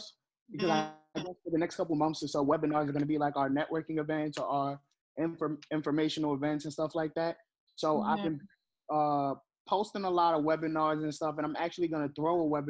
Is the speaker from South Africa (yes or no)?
no; New York City, New York, United States; I'm from the Bronx. I'm from the projects in the Bronx